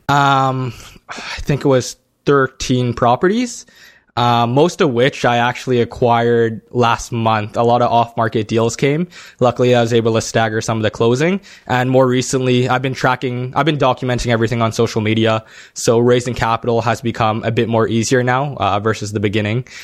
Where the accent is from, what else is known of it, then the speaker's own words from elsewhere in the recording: Toronto, Ontario, Canada; I'm from Toronto